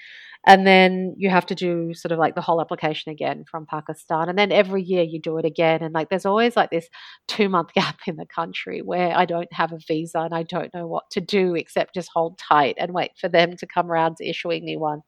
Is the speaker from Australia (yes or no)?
yes; Australia; also born or lived in Alexandria, Egypt; Yeah, I was born in Egypt. My mother is an Egyptian Alexandrian, but she had actually migrated to Australia after she had married a Lebanese man, my father, and they met and they married and they moved to Australia.